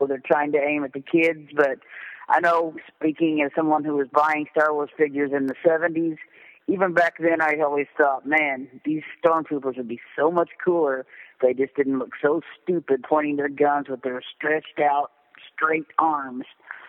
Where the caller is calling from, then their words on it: Southern Indiana, United States; I'm calling from Southern Indiana